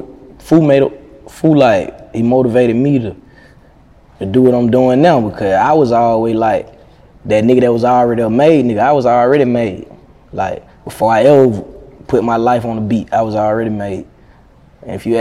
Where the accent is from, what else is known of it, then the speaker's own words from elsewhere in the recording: Athens, Georgia, United States; I'm from Athens.